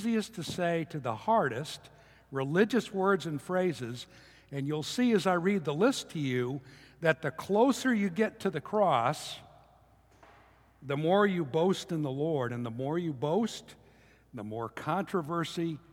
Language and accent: English; United States; as American Christians